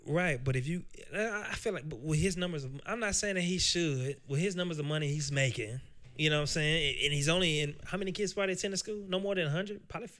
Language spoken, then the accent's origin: English; Nashville, Tennessee, United States; I'm from Nashville, Tennessee. Uh, I grew up in West Tennessee, or uh, West uh, West Nashville, Tennessee, with Preston Taylor